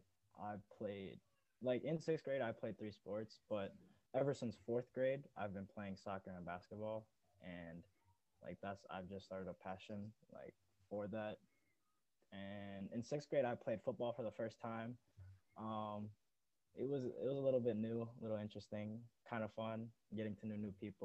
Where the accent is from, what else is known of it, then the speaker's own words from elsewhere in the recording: Hastings, Minnesota, United States; also born or lived in Addis Ababa, Ethiopia / Shakopee, Minnesota; I was 2.5 when we moved from Ethiopia, and then we had to go to Rome first and then go to Washington, D.C., then finally ended up in Minnesota. But before we actually came to Hastings, we lived in Shakopee for 2 years before